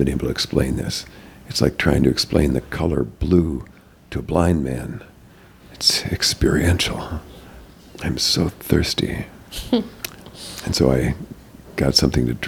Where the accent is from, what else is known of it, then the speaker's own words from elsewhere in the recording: North Dakota, United States; moved away as an adult; also born or lived in Arizona / Los Angeles; I was a hick from North Dakota.